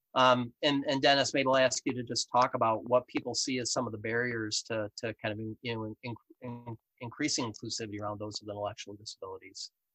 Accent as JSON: {"language": "English", "region": "Western New York", "country": "United States", "also_born_or_lived": "Rochester, New York", "accent": "Western New York", "said": "my accent is actually Western New York based. I live here in Rochester, New York"}